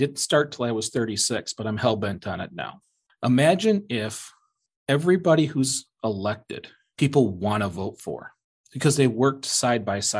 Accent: Michigan, United States; I'm from Michigan

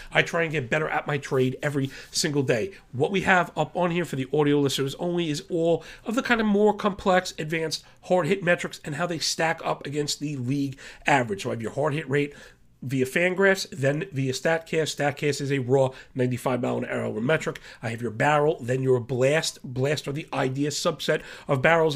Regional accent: New York, United States; I am from New York

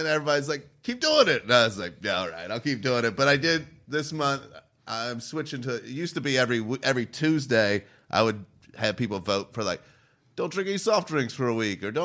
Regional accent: Cincinnati, Ohio, United States; I was from Cincinnati

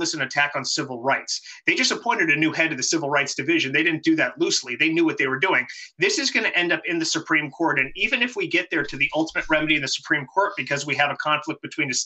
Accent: Los Angeles, California, United States; I'm a 17-year-old kid. It's 1999, 1998, 99 in California, Los Angeles, California

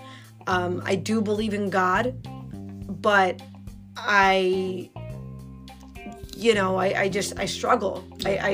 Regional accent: New York City, New York, United States; I had such a different experience than Lori growing up in the Bronx, and the real Bronx, not Riverdale.

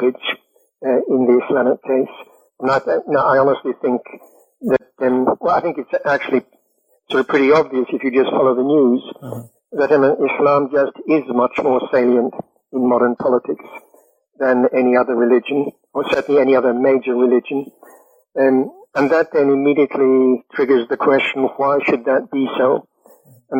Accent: United Kingdom; I'm British

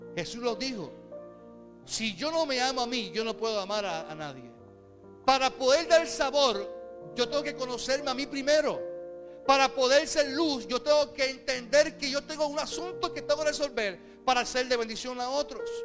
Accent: Carolina, Puerto Rico; also born or lived in Caguas; somos de Carolina y Carolina es un corillo

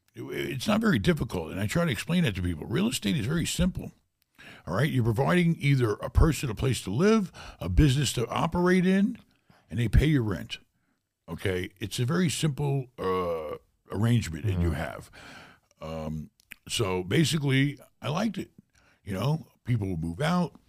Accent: New York City, New York, United States; moved away as an adult; also born or lived in Germany; growing up in New York City was very tough

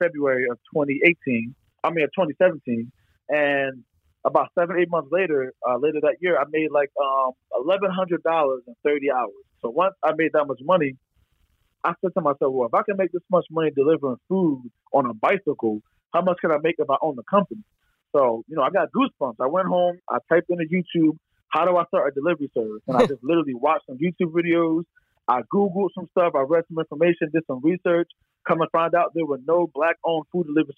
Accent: Philadelphia area, Bucks County, Pennsylvania, United States; I'm from the Philadelphia area. I've lived in Philadelphia for over 10 years, and I'm not born in Philadelphia, but I'm born in like Bucks County

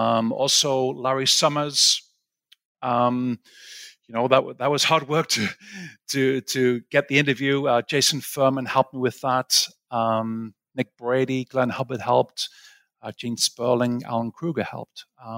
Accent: Sunderland, North East England, United Kingdom; also born or lived in Aberdeen / Cambridge / St Andrews; So I'm originally from England, where you're based right now. I'm from a place called Sunderland, which is the northeast of England.

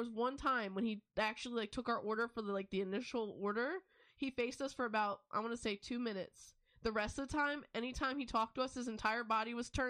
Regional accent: the South, United States; moved away; technically we're from the South

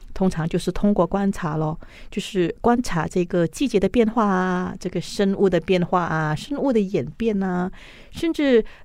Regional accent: Malaysia; 我是一个标准的马来西亚人

